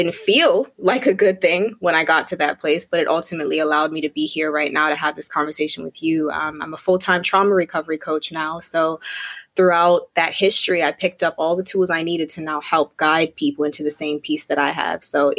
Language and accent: English; Connecticut, United States; also born or lived in Bermuda; now in Brooklyn, United States; I'm currently living in Brooklyn, New York, but I'm originally from Bermuda. So I was born in Bermuda, raised in Connecticut, and bounced around quite a lot throughout my life